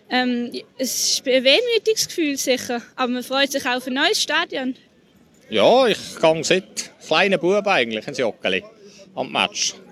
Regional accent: Herne, North Rhine-Westphalia, Germany; born there; also born or lived in Basel, Switzerland; selbst in meiner Geburtsstadt in Herne, habe ich nicht die Kontakte gehabt und die Befriedigung zu leben, wie ich sie in Basel gehabt habe.

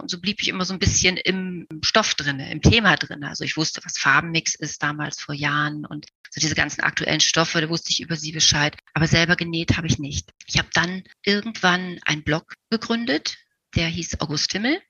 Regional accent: Magdeburg, Saxony-Anhalt, Germany; Meine Oma war Damenmaßschneiderin und sie wohnte bei uns zu Hause in Magdeburg mit uns in einem Haus

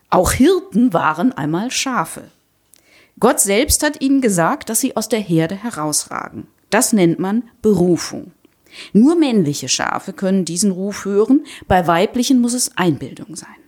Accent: Rhineland, Germany; sonst könnte ich es echt als Rheinländerin nicht aushalten.

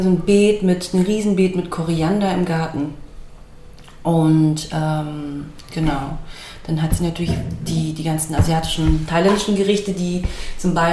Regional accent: Steinfurt, Hesse, Germany; Also ich bin aufgewachsen in Steinfurt, das ist ein 200 Seelen Dorf in, in, der, in der Mitte von Hessen.

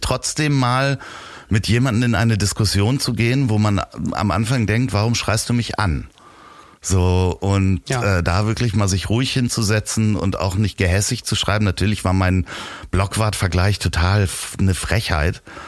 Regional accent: Germany; man wird mich in England nicht als Deutschen heraushören

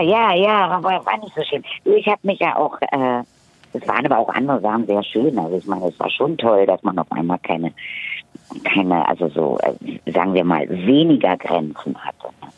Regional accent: Berlin, Germany; bin in Friedrichshain geboren, ich bin groß geworden zwischen Charlottenburg, Charlottenburg und, und Mitte

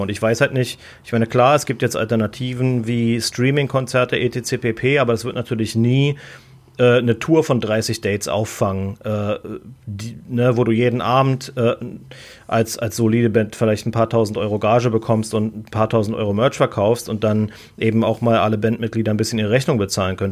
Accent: Berlin, Germany; moved away as an adult; now in United States; ich bin in Berlin geboren

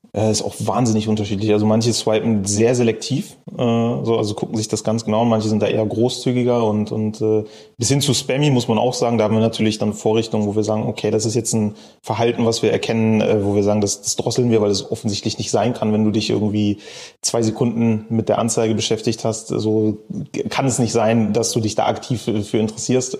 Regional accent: Bremen, Germany; also born or lived in Cologne; now in Berlin, Germany; Ich komme gebürtig eigentlich aus Bremen

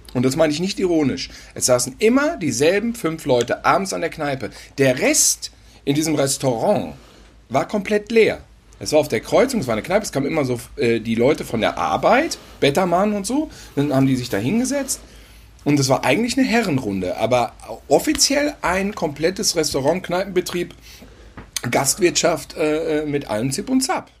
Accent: North Rhine-Westphalia, Germany; bei uns in Ostwestfalen auf dem Lande auf dem Acker

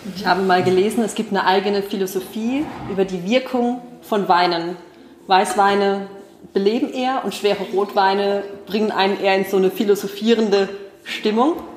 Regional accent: Rhineland-Palatinate, Germany; aus meiner Pfalzjugend

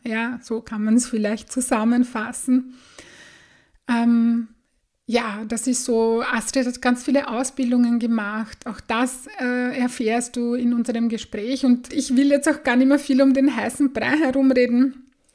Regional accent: Bad Sauerbrunn, Burgenland, Austria; Ich bin im Burgenland aufgewachsen, in Bad Sauerbrunn

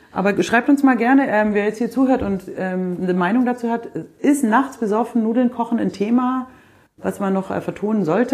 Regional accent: the South, Southern Germany, Germany; bei uns im Süden

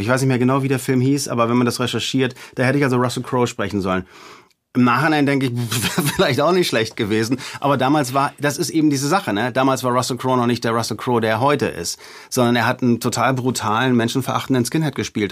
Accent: Hamburg, Germany; in Hamburg durch die Gegend gefahren, wo ich aufgewachsen bin

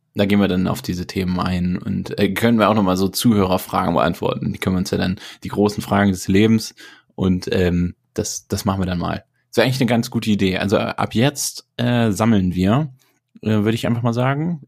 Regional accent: Germany; als Deutscher

